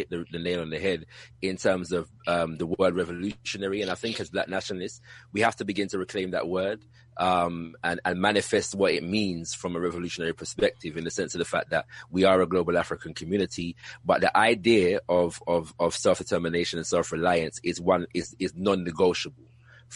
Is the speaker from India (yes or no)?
no; United Kingdom; if you couldn't tell from my accent, I'm from the UK.